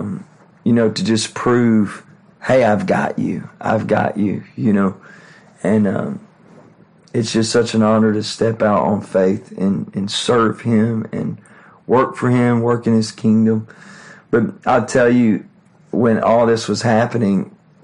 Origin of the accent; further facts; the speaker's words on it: Texas, United States; I'm from Texas